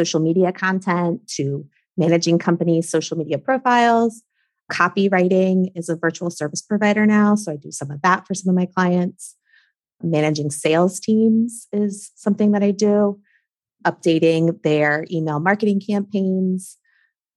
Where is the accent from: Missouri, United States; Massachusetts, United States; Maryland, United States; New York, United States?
Maryland, United States; now in South Florida, United States; I'm from Maryland. I grew up in Maryland. My whole family's there.